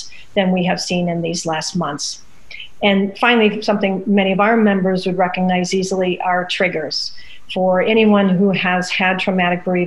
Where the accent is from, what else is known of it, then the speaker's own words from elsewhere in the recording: Midwest, United States; Growing up in the Midwest